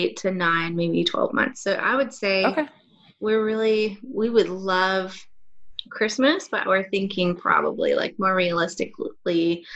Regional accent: United States; now in Australia; living here in Australia as an American

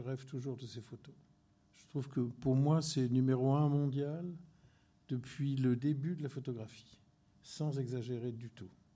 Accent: La Ciotat, Provence-Alpes-Côte d'Azur, France; moved away; also born or lived in Marseille / Corsica; je suis né à Marseille, mais huit jours après, j'étais sur la plage de la Ciotat. Et j'ai vécu toute, toute, ma, toute mon enfance euh, sur cette plage

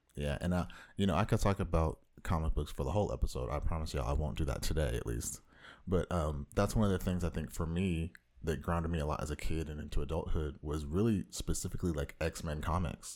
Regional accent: Orange County, Southern California, United States

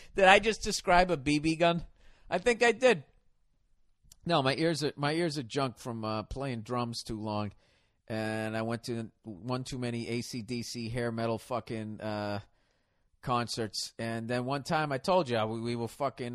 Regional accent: the North, United States; I'm from the north

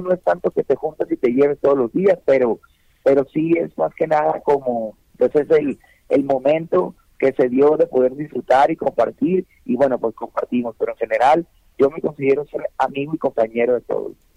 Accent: Mexico; vivimos en México, ¿no? Vivimos, en México y somos mexicanos

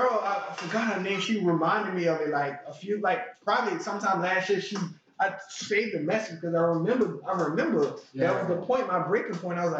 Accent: Hollywood, California, United States; Because I'm from Hollywood. I've never had a lobster day in my life.

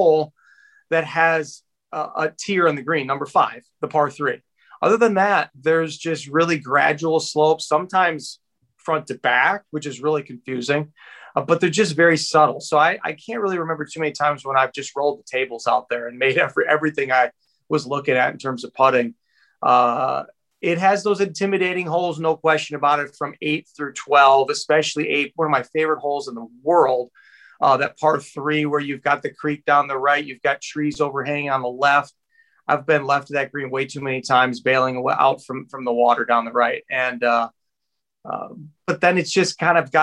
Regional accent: Wisconsin, United States; also born or lived in Chicago, Illinois; now in Elmhurst, United States; I grew up in Wisconsin

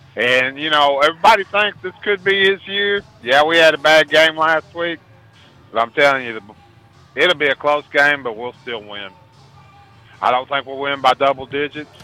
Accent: Ohio, United States; moved away; I'm actually from Ohio.

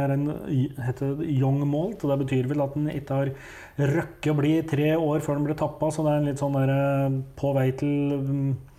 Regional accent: Hedmark, Innlandet, Norway; jeg kommer jo fra Hedmark

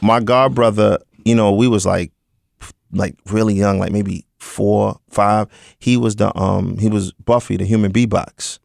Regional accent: New York City, New York, United States; I was born in Brooklyn, born, bred, and broken

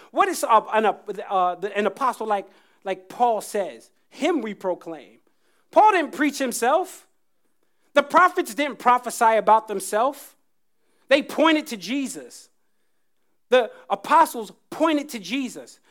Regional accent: Jersey Shore, New Jersey, United States; I grew up on the Jersey Shore

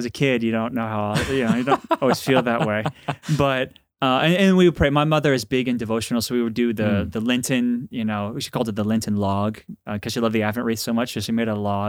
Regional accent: Dallas, Texas, United States; Well, I'm from Dallas, Texas, and grew up with great, faithful Catholic parents.

